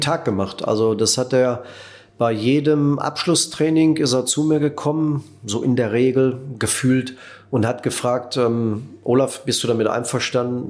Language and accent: German; Netherlands; moved away; auch für uns neu als Holländer